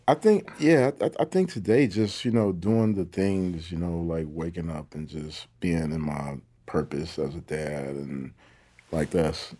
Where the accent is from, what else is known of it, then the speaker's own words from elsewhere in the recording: Detroit, Michigan, United States; I come from, you know, the east side of Detroit. You know, I'm super proud of my hometown